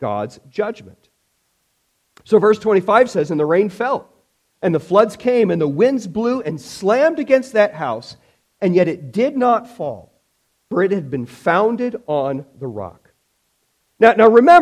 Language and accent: English; Illinois, United States; when I was a kid in 1993, growing up in Illinois